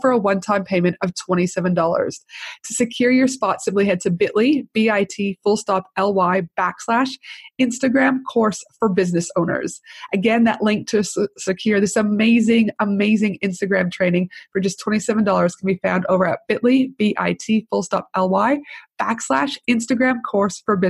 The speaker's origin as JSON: {"language": "English", "country": "Canada", "also_born_or_lived": "United States", "moved": "yes", "lives_now": "Australia", "said": "I'm Canadian, I did my uni in the United States"}